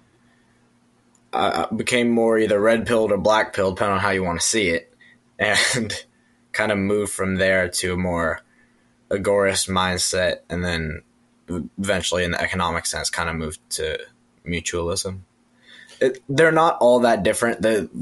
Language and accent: English; Tampa, Florida, United States; I'm from Tampa, Florida